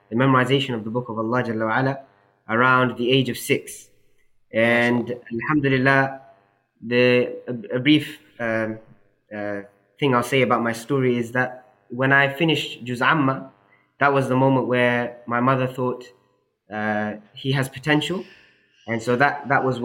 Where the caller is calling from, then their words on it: London, United Kingdom; I'm calling you from Whitechapel, next to East London Masjid.